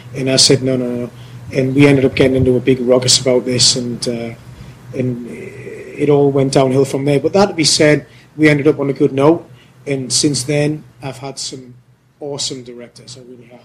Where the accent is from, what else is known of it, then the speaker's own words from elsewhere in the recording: United Kingdom; moved away as an adult; now in Korea; I'm I'm British.